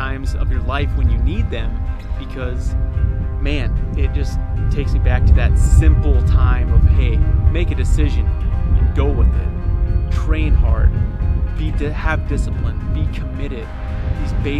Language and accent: English; Myrtle, South Dakota, United States; moved away; I am back in Myrtle, South Dakota, my hometown.